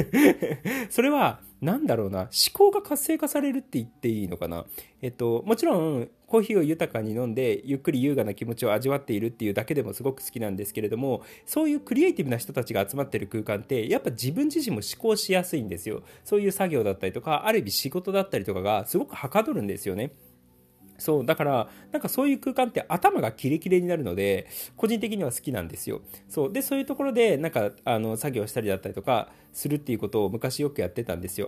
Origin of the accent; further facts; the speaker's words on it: Gifu, Japan; 僕、岐阜出身なんですけれども